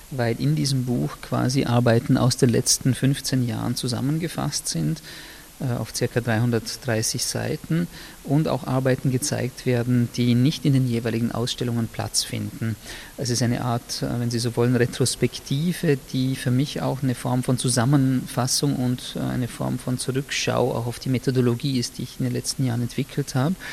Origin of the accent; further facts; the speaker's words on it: Austria; weil ich als Österreicher, der, äh, ich würde mal sagen, in der Erinnerungskultur der 80er und 90er Jahre aufgewachsen und sozialisiert worden ist